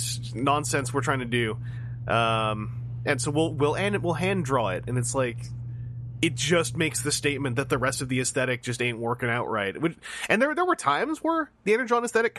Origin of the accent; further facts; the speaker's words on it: Canada; I'm just a Canadian.